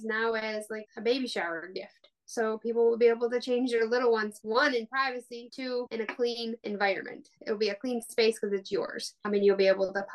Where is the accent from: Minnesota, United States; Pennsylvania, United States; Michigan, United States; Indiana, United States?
Michigan, United States; West; also born or lived in Arkansas; I grew up in West Michigan almost my whole life